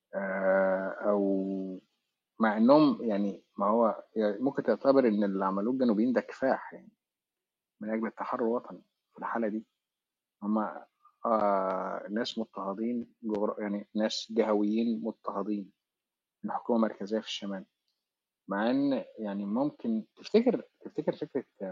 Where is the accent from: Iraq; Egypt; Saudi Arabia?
Egypt